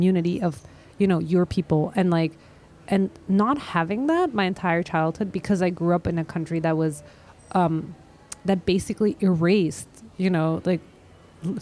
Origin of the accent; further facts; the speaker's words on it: Austria; moved away as an adult; also born or lived in Vienna, Austria / Israel / Dagestan, Russia; now in New York, United States; I grew up in Austria